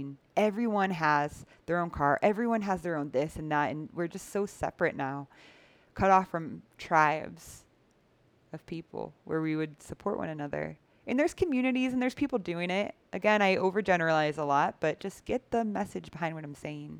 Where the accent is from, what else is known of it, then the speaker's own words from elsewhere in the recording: United States; moved away; what I grew up with in the United States